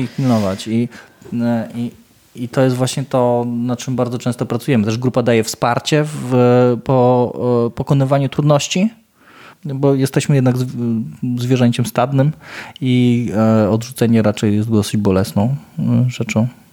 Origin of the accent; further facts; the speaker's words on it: Ełk, Warmian-Masurian Voivodeship, Poland; jestem z Ełku